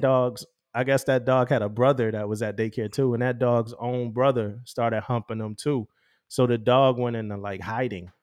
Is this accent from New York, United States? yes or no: no; Philadelphia, Pennsylvania, United States; as a young teenager, as a young, you know, young kid growing up in Philly